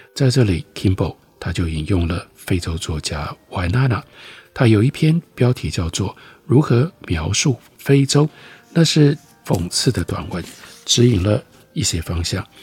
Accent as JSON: {"language": "Chinese", "country": "Taiwan", "said": "我们台湾人"}